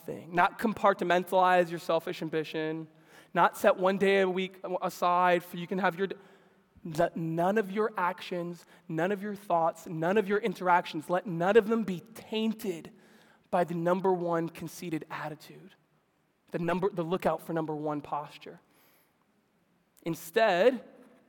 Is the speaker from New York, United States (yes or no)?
yes; New York City, New York, United States; Growing up in New York City